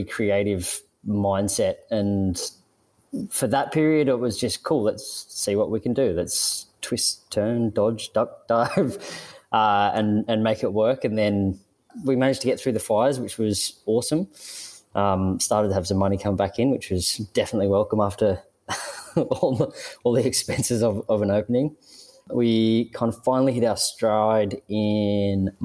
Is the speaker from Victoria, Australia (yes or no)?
no; Sydney, New South Wales, Australia; moved away; I grew up in Sydney